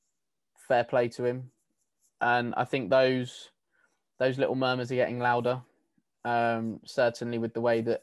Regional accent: England, United Kingdom; me being English

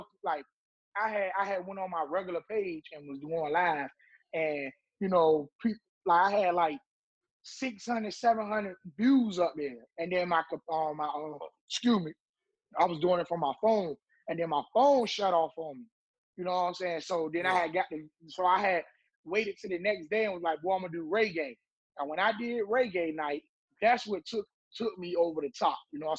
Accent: Portsmouth, South East England, United Kingdom; I would say Portsmouth made me into the man that I am today because growing up in Portsmouth, you got two ways you can go.

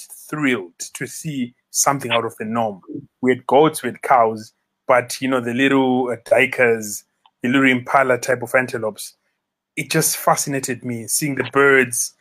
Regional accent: Bulawayo, Zimbabwe; moved away as an adult; also born or lived in United States; now in Victoria Falls, Zimbabwe; Born and bred in Bulawayo, but I can pretty much say 15 plus years in Victoria Falls

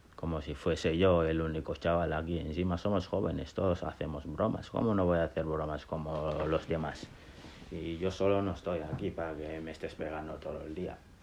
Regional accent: Gambia; moved away as an adult; also born or lived in Senegal; now in Basque Country, Spain; he crecido en, en, África entre Gambia y Senegal eh, soy de Gambia eh, o de Senegambia mejor dicho

